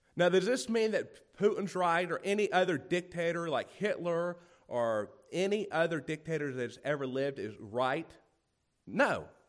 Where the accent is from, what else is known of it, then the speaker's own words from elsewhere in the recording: United States; growing up in America